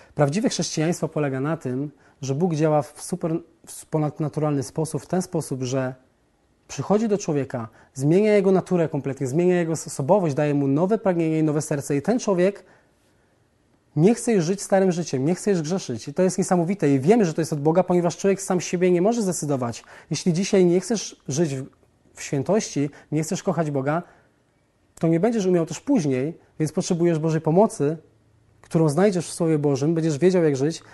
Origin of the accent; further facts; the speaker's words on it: southern Poland, Poland; Wychowałem się i urodziłem w Polsce na południu jako katolik